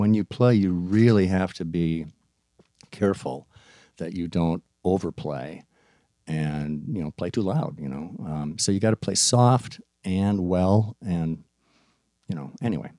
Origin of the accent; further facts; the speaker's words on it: Maplewood, Minnesota, United States; I was from Maplewood